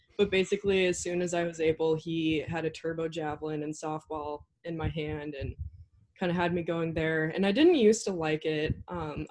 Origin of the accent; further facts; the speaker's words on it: Worden, Montana, United States; moved away as an adult; now in Minneapolis, United States; I'm from Warden, Montana